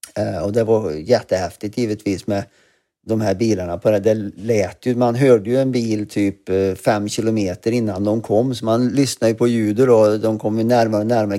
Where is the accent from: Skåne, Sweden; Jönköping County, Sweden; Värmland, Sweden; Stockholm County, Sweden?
Värmland, Sweden; Glava; also born or lived in Arvika; now in London, United Kingdom; jag var född i Arvika och bodde i Glava, eller Glava glasbruk som det heter, eh, där mina föräldrar för övrigt fortfarande bor kvar i samma hus